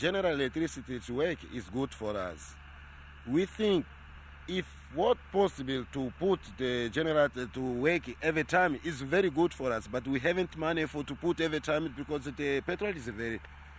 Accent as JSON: {"language": "English", "region": "Niassa", "country": "Mozambique", "tie": "born or raised there", "said": "Myself, I was born here in Nyasa. I know Nyasa. But if I not was born here, never I can come in Nyasa."}